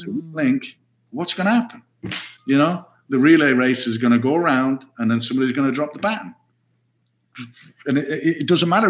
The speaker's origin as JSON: {"language": "English", "town": "Stoke-on-Trent", "region": "West Midlands", "country": "United Kingdom", "tie": "born or raised there", "said": "I was born and raised in Stoke-on-Trent"}